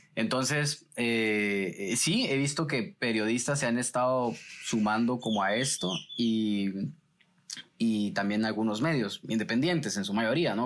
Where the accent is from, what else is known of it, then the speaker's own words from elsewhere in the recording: Guatemala City, Guatemala Department, Guatemala; yo crecí en una zona roja de la ciudad de Guatemala y para ser específicamente el Paraíso 2, zona 18.